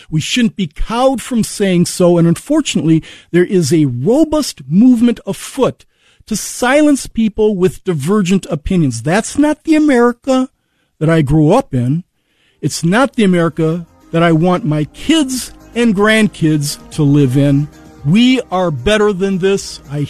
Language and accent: English; United States; We are Americans. That is my identity. Before I am male or black or anything else, I am an American.